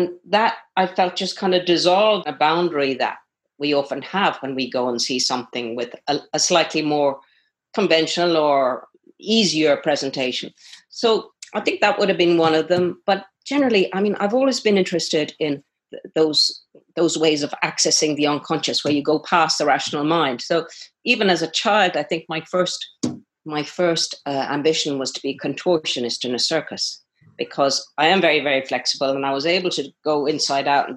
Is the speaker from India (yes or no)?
no; Connemara, Connacht, Ireland; I think growing up in Connemara in that part of the world, right out on the edge of the Atlantic, was hugely part of my formation. I feel very fortunate, actually, that's where I was born and grew up